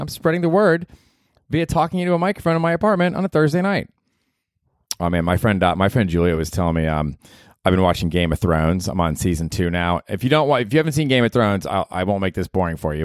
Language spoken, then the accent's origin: English; Tampa, Florida, United States; now in New York, United States; I grew up in Tampa, and I went to the old Tampa Stadium there on Dale Mabry